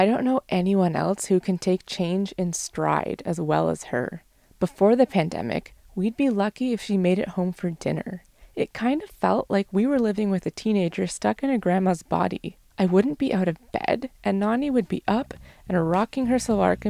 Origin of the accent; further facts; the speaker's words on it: Mississauga, Ontario, Canada; My brother and I grew up in Mississauga, Ontario, and that's where my family's been living for more than 20 years